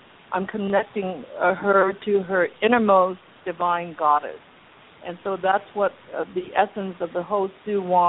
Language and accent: English; Los Angeles, California, United States; also born or lived in China / Hong Kong; growing up as the daughter of struggling immigrants here in Los Angeles